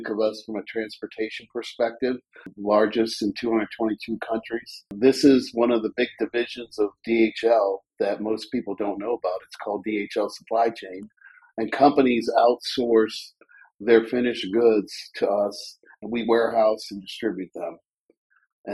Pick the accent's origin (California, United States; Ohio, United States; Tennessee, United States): Ohio, United States; Mentor; also born or lived in Cleveland, Ohio; now in Columbus, United States; I'm from Cleveland, Ohio, a little town of Mentor, Ohio, right on Lake Erie. And I went to Lake Catholic Mentor High School